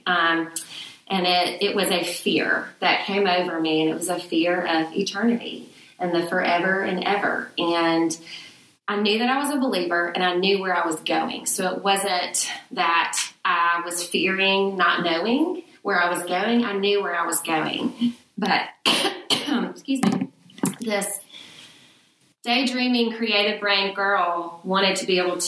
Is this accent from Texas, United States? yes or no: no; Birmingham, Alabama, United States; moved away as an adult; also born or lived in Oxford, Mississippi; now in Mississippi, United States; I'm a Birmingham girl. I grew up in Birmingham.